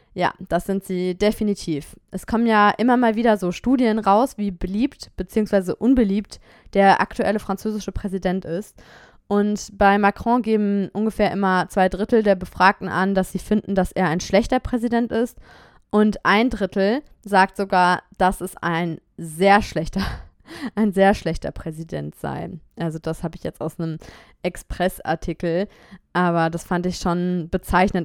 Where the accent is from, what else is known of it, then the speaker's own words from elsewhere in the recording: Germany; moved away as an adult; now in France; meine beiden Eltern sind beide Deutsche und ich bin in Deutschland geboren